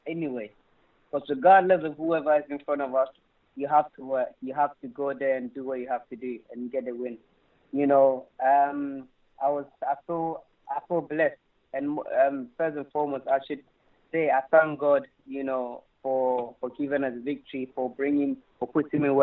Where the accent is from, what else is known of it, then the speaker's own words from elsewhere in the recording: London, United Kingdom; also born or lived in Ghana; I came over around, I think, 7 or 8. And, I had all my education here.